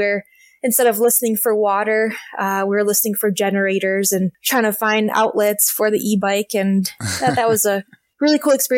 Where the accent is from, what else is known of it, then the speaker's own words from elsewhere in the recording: Alaska, United States; I started this project of riding all the roads in Alaska, my home state, in 2017.